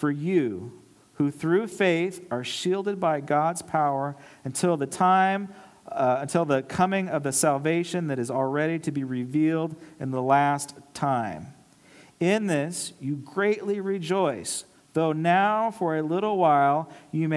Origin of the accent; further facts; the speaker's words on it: Los Angeles, California, United States; moved away as an adult; also born or lived in Charleston, South Carolina; I'm from Los Angeles